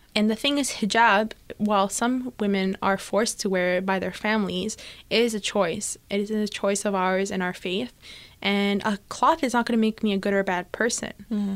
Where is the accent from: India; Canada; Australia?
Canada; Toronto, Ontario; I'm from Etobicoke